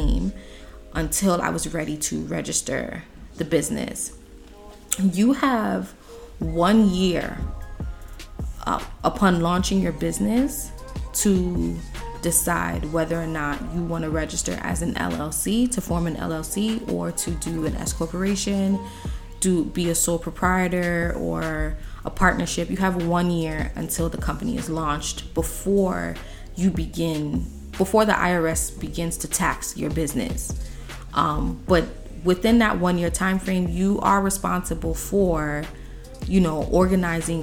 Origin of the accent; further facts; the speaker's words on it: New York City, New York, United States; we are from New York City, New York State.